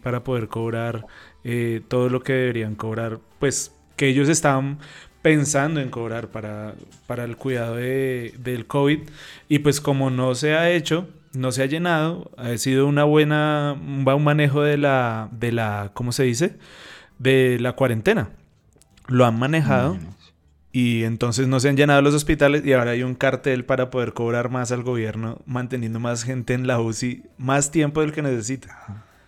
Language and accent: Spanish; Bucaramanga, Santander, Colombia; now in Bogotá, Colombia; En mi tierra donde yo nací, Bucaramanga, Santander